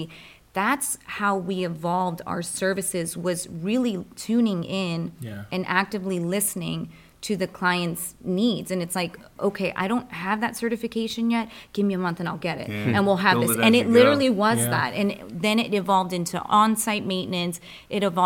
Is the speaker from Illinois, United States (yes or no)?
no; Rockville, Maryland, United States; now in Anne Arundel County, United States; I'm a transplant from Rockville, really. And so Montgomery County.